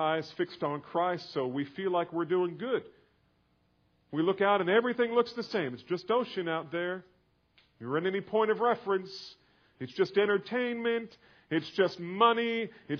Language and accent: English; New Jersey, United States; now in Texas, United States; I didn't grow up here. I grew up in New Jersey